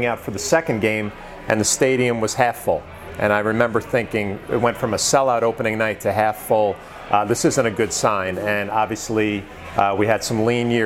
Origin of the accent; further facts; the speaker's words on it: West Nyack, New York, United States; I grew up in West Nyack, New York